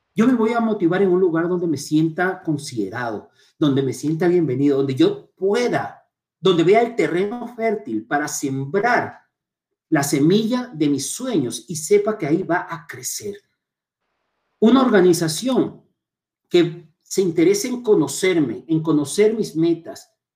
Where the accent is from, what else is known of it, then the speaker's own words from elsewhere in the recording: Chone, Manabí, Ecuador; now in Quito, Ecuador; nací en Chone, soy chonero, me encanta ser identificado como Montubio, me siento muy orgulloso de mis raíces y vivo en Quito aproximadamente hace unos más de 20 años